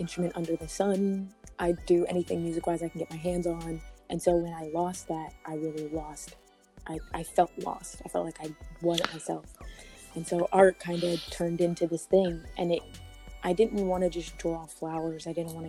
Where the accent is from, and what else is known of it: Omaha, Nebraska, United States; born or raised there; moved away; also born or lived in Colorado